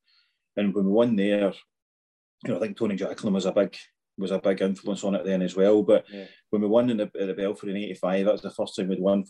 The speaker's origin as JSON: {"language": "English", "region": "Scotland", "country": "United Kingdom", "said": "being a Scot, you know, a young Scottish guy, about 9 or 10 year old at the time"}